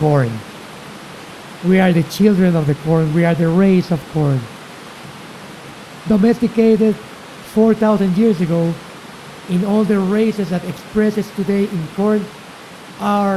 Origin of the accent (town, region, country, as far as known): Mexico City, Mexico; born or raised there; also born or lived in Chiapas